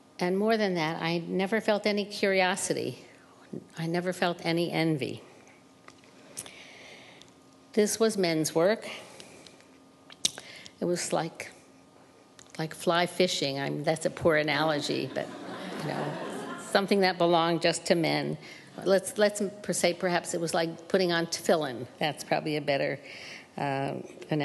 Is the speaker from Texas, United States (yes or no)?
no; New York, United States; also born or lived in Seattle, Washington; I was born in Seattle, Washington, and my parents moved from Seattle to New York when my older sister graduated public school